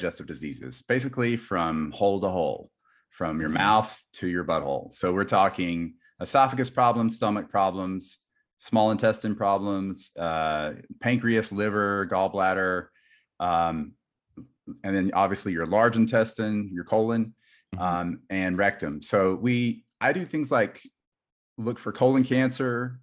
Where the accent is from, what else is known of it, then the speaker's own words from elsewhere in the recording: South Carolina, United States; moved away as an adult; also born or lived in Minnesota; I grew up in South Carolina